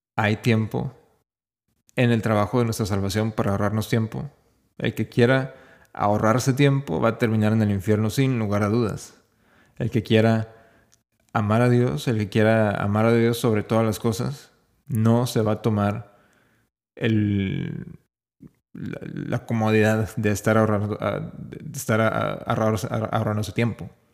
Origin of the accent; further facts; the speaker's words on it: Mexico; no soy español, no soy europeo, soy, soy simplemente mexicano